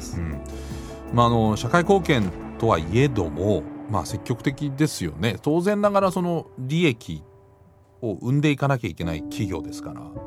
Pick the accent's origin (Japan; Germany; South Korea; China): Germany; moved away; 私のふるさとのドイツ